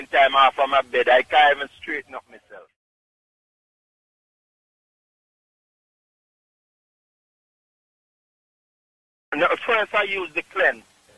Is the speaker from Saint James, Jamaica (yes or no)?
no; Clark's Town, Trelawny, Jamaica; also born or lived in Bronx, New York; now in New York, United States; Clarkstone, Jamaica, Trelawney